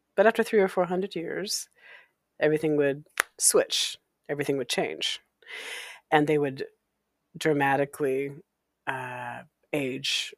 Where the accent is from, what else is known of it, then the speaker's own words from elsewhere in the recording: Walla Walla, Washington, United States; my hometown of Walla Walla, Washington